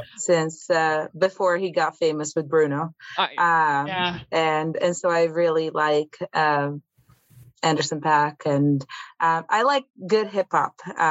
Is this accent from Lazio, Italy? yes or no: no; Milan, Lombardy, Italy; now in Oakland, United States; Oh, well, I'm Italian. I'm from Milan, Italy.